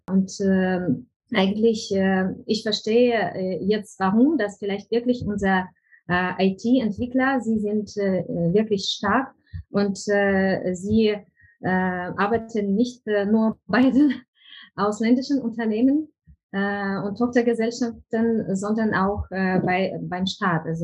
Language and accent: German; Ukraine; German is a second language; now in Germany; bei uns in der Ukraine